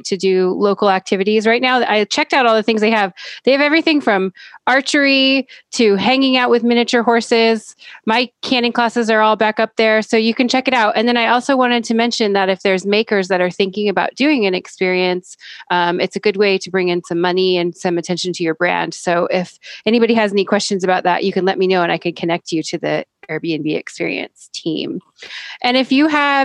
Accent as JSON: {"language": "English", "town": "Welches", "region": "Oregon", "country": "United States", "tie": "born or raised there", "said": "I grew up in that area. I grew up in Welch's on Mount Hood."}